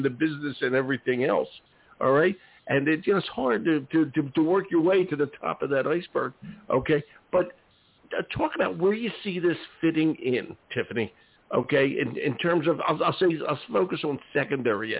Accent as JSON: {"language": "English", "town": "Philadelphia", "region": "Pennsylvania", "country": "United States", "moved": "yes", "lives_now": "Maine, United States", "said": "I'm from Philadelphia and quite urban"}